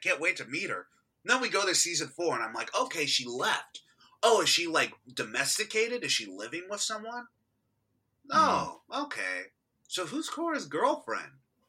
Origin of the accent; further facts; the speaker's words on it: Texas, United States; I'm from Texas.